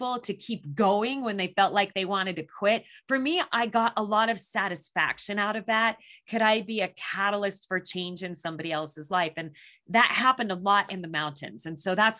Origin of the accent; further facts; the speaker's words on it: Phoenix, Arizona, United States; I was born and raised in Phoenix, Arizona.